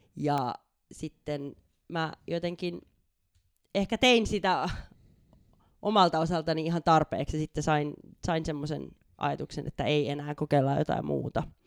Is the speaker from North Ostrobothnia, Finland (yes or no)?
no; Hanko, Uusimaa, Finland; moved away as an adult; also born or lived in Budapest, Hungary / Copenhagen, Denmark / Germany / Sweden; now in Spain; alkuperäisesti ihan Hangosta, sieltä merenrannalta lähdin tuossa muutama vuosi sitten